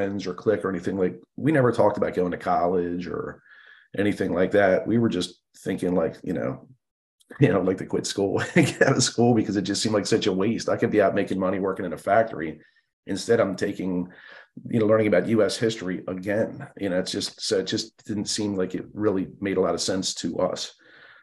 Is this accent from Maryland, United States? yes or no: yes; Baltimore, Maryland, United States; I grew up in Baltimore City